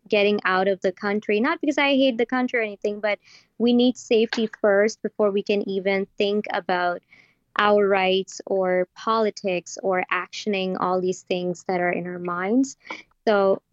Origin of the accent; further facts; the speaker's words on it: Pakistan; now in Toronto, Canada; I live in Toronto, but I'm from Pakistan